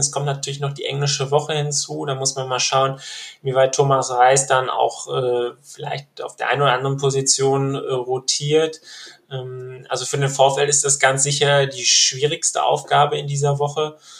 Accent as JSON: {"language": "German", "town": "Bochum", "region": "North Rhine-Westphalia", "country": "Germany", "tie": "born or raised there", "said": "Ich bin äh, tatsächlich auch in Bochum geboren"}